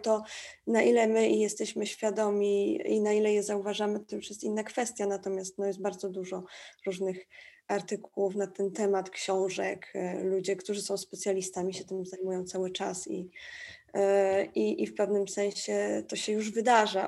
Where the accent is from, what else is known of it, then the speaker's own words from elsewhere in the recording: Tricity, Pomeranian Voivodeship, Poland; now in Warsaw, Poland; Ja akurat stamtąd jestem, z Trójmiasta e, i ten krajobraz taki przemysłowy i w ogóle ten przemysł był tam obecny w moim życiu zawsze, od zawsze, bo tam się wychowałam.